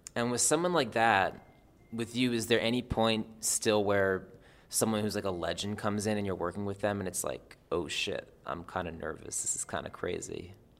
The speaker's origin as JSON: {"language": "English", "region": "New Jersey", "country": "United States", "said": "I'm from Jersey."}